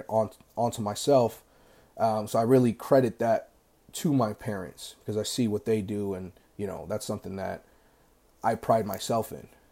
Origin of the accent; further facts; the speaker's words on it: United States; I grew up in America